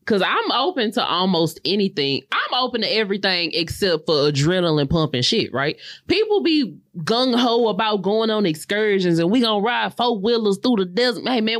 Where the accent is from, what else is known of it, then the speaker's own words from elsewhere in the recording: Houston, Texas, United States; I'm from Houston.